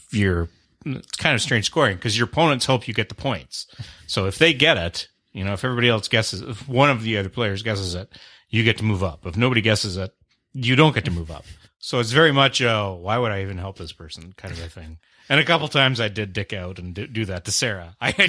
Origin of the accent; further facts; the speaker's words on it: Canada; I'm the Canadian.